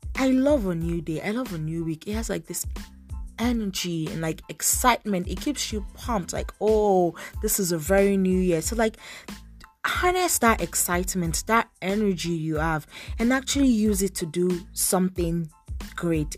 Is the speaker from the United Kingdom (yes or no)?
no; Nigeria; now in Toronto, Canada; I'm a Nigerian faith and lifestyle blogger based in Toronto, Canada